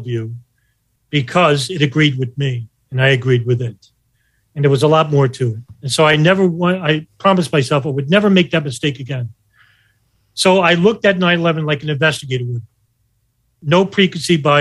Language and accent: English; New York, United States; I was from New York